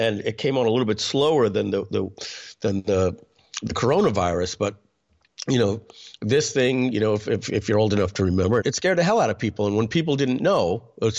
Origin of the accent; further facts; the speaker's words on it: New York, United States; I'm from New York